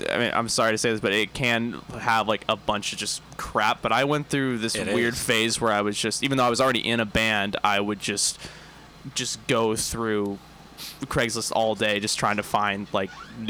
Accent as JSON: {"language": "English", "town": "Santa Barbara", "region": "California", "country": "United States", "said": "I'm from Santa Barbara"}